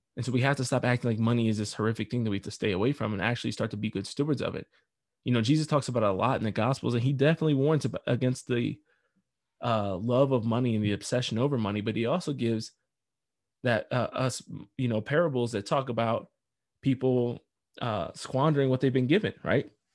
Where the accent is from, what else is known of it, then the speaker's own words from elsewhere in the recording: United States; I am an American.